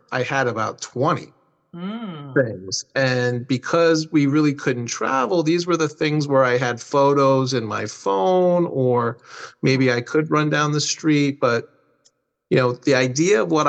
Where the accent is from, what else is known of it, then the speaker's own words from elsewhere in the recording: New Jersey, United States; I'm from New Jersey